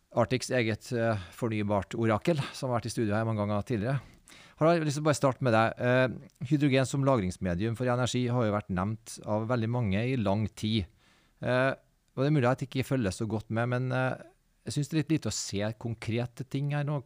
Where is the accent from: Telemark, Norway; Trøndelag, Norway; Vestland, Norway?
Trøndelag, Norway; Trondheim; Jeg kommer fra Trondheim